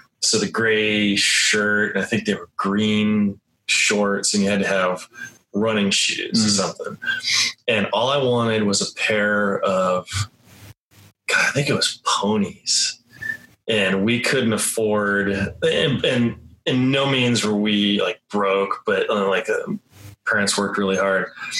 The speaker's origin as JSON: {"language": "English", "town": "Pueblo", "region": "Colorado", "country": "United States", "tie": "born or raised there", "said": "I grew up in Pueblo, Colorado, south of here."}